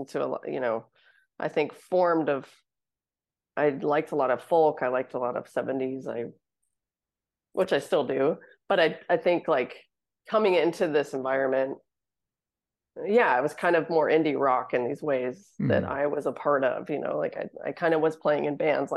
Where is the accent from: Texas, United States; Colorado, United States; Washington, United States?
Colorado, United States; Littleton; now in Seattle, United States; I live in Seattle, but I'm from Colorado.